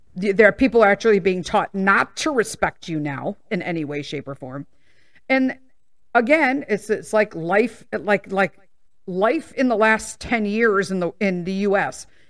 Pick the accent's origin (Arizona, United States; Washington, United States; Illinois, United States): Illinois, United States; Chicago; I was born and raised in Chicago. I moved out of Chicago for the first time six years ago when we purchased this house in the suburbs